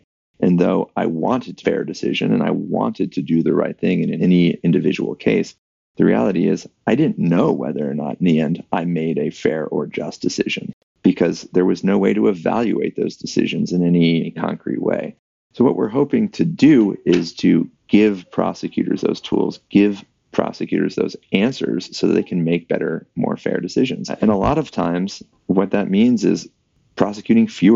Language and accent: English; Atlanta, Georgia, United States; I grew up in Atlanta, Georgia